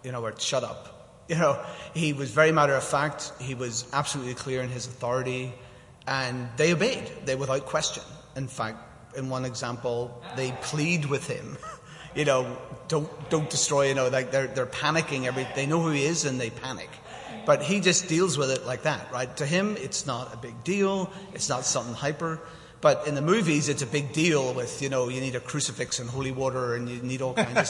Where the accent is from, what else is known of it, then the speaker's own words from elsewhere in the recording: Northern Ireland, United Kingdom; Diane and I grew up in Northern Ireland